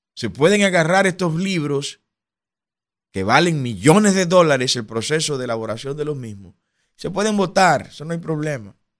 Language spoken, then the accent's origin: Spanish; Dominican Republic; somos los dominicanos